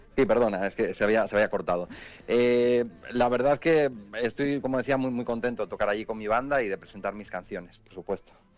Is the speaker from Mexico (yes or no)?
no; Asturias, Spain; soy asturiano